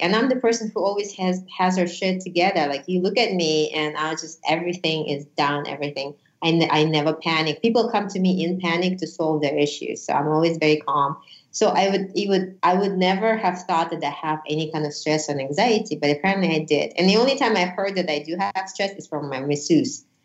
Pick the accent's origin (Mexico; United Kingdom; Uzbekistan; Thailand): Uzbekistan; first language Russian; English is a second language; also born or lived in Honolulu, Hawaii; now in Las Vegas, United States; From Uzbekistan. I was actually born in Soviet Union, so my native language is Russian.